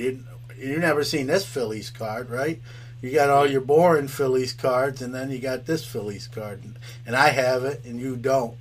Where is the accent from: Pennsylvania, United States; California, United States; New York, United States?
New York, United States; New York City; now in Syracuse, United States; I'm from New York City. I'm from Brooklyn originally. Uh, I'm in Syracuse now